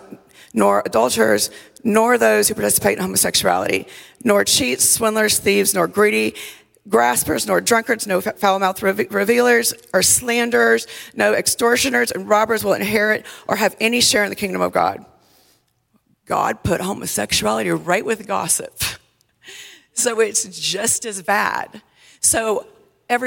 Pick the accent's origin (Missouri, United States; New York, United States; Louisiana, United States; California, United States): Louisiana, United States; South; I grew up in South Louisiana